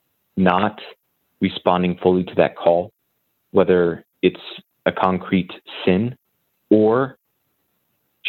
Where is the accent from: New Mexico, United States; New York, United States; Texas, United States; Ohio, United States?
New Mexico, United States; moved away as an adult; also born or lived in Indiana / Maryland; now in Carmel, United States; I'm originally born and raised in New Mexico. Spent all my life there until college.